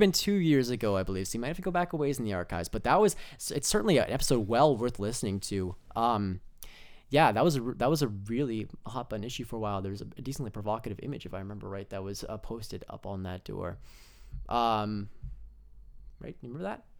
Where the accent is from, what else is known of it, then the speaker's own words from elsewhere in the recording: Altona, Manitoba, Canada; I'm from Altona, Manitoba